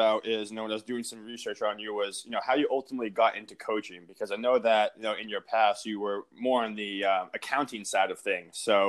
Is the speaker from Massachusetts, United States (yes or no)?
yes; Cape Cod, Massachusetts, United States; me growing up on the Cape